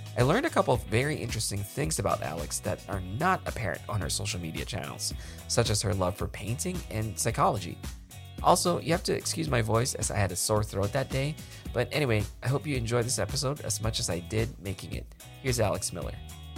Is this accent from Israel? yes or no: no; Philippines; now in United States; Yeah, I was actually originally from the Philippines.